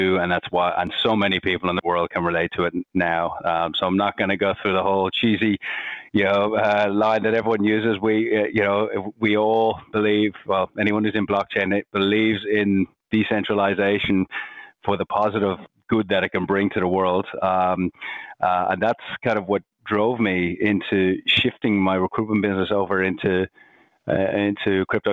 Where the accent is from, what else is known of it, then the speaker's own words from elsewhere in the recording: Ireland; accent: Irish; moved away as an adult; also born or lived in Bondi, Sydney, Australia; now in Sydney, Australia; I'm Irish, you can probably hear from my accent. Came out here 14 years ago